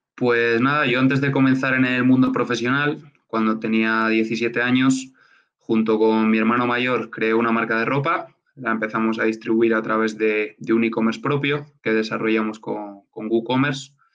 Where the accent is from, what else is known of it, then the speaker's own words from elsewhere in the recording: Burgos, Castile and León, Spain; moved away as an adult; now in Mexico; regresé a, Burgos, a mi, ciudad a mi ciudad natal